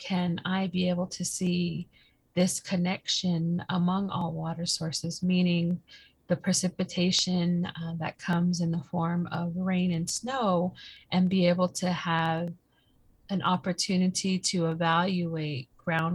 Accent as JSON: {"language": "English", "region": "Four Corners", "country": "United States", "said": "I come from the Navajo Nation"}